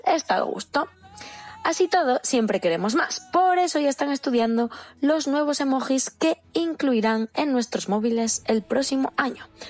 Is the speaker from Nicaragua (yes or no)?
no; Asturias, Spain; Yo como asturiana